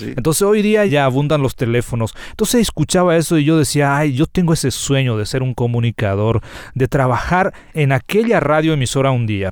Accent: Paraguayan Chaco, Paraguay; Particularmente nací y crecí eh, en el Chaco paraguayo

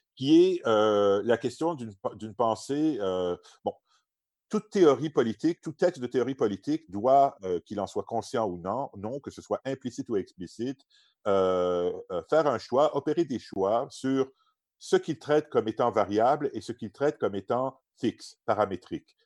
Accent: Quebec, Canada; moved away as an adult; also born or lived in Oxford, England

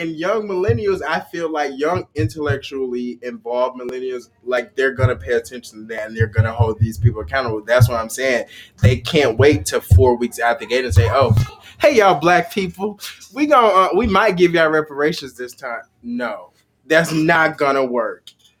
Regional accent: the South, United States; I'm from the South.

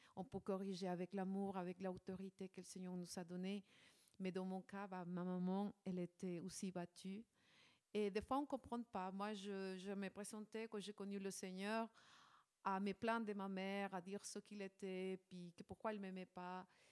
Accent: Ecuador; moved away; je, je viens de l'Équateur.

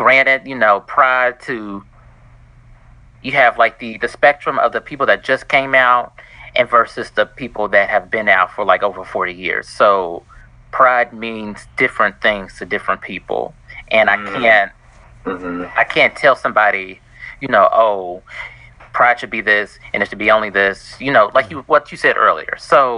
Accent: Kentucky, United States; accent: country; Oh, Kentucky.

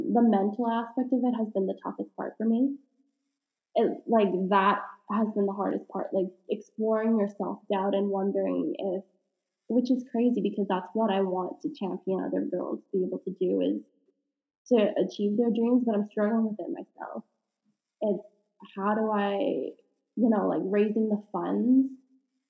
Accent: Canada; being Canadian

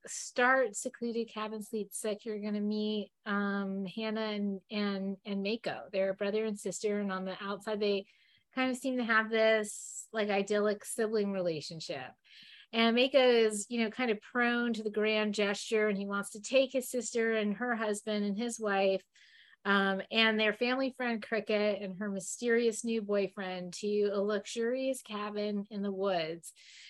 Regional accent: New York, United States; now in Florida, United States; he's from Michigan, I'm from New York area, and like sort of all over. But we've been in Florida now for 22 years

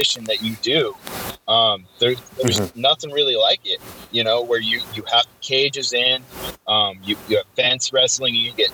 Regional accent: Sarasota, Florida, United States; moved away as an adult; also born or lived in Minot, North Dakota; now in Portland, United States; I was born and raised in Sarasota

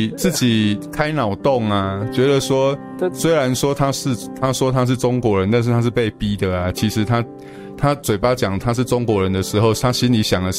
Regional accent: Taiwan; 然后我是我是台湾人，但是我读中国书长大。

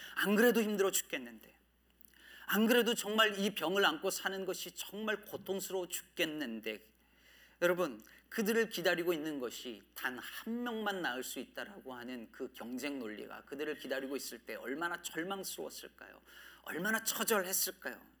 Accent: Jecheon, North Chungcheong, South Korea; 제 고향이 충청북도 제천시였는데

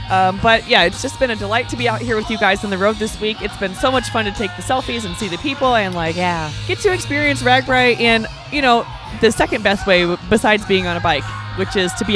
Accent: Coralville, Iowa, United States; my hometown of Coralville.

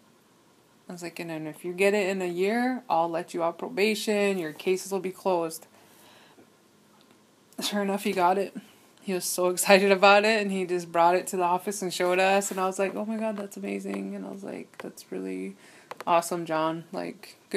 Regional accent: Wounded Knee, South Dakota, United States; also born or lived in Dayton, Ohio / Wanblee, South Dakota; growing up in Wounded Knee

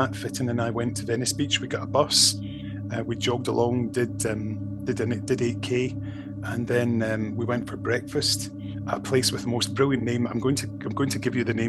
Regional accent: Scotland, United Kingdom; sort of being friendly Scottish person

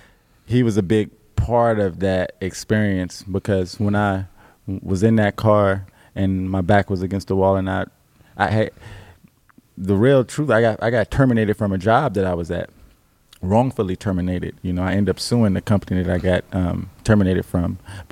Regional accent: Alabama, United States; I have other family that's back home in the South in Alabama. So I came from Alabama up here after moving around the world because my parents were in the military.

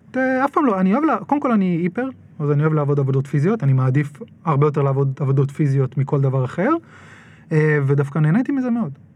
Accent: Nahariya, Northern District, Israel; גדלתי בנהריה

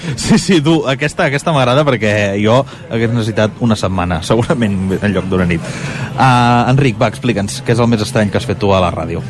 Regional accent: Castellar del Vallès, Catalonia, Spain; also born or lived in Empordà; en el meu poble, en el meu cas a Castellà al Vallès

